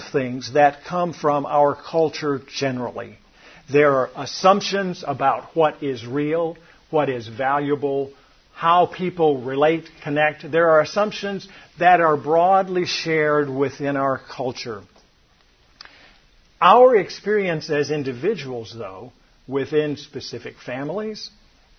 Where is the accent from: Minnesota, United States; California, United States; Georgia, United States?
Georgia, United States; Atlanta; I grew up in Atlanta, Georgia